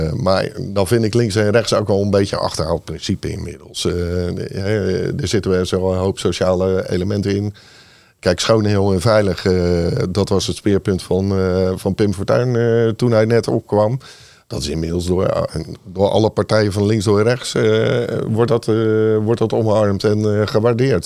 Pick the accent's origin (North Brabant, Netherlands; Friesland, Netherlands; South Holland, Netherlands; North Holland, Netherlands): South Holland, Netherlands; Rotterdam; ik ben opgegroeid in, uh, in Lommerijen. 27 jaar gewoond